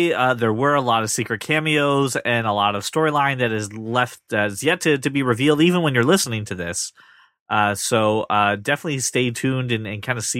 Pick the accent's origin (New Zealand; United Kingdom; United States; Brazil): United Kingdom; Schedule, because we're British.